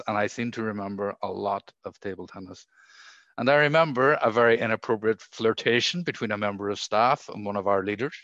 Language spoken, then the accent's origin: English; Derry, Northern Ireland, United Kingdom; where I grew up in Derry